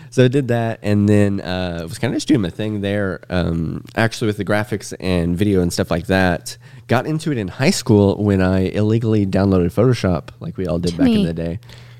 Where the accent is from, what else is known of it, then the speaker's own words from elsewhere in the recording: Mount Vernon, Indiana, United States; I'm from Mount Vernon.